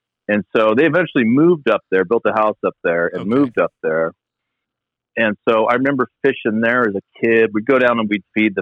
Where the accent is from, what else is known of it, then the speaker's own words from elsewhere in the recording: The Dalles, Oregon, United States; also born or lived in Arcadia, California; now in Medford, United States; I was born in Arcadia. We moved to the Dalles when I was 3. And, so that's where I was raised, went to, high school and everything